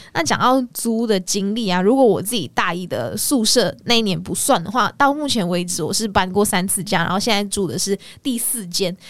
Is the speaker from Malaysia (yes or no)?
yes; Malaysia; moved away as an adult; now in Taiwan; 我是马来西亚人嘛，然后到台湾